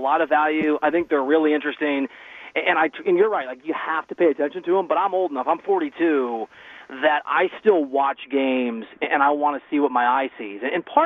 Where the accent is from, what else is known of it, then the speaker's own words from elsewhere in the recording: Dubuque, Iowa, United States; moved away; I'm from Dubuque, Iowa.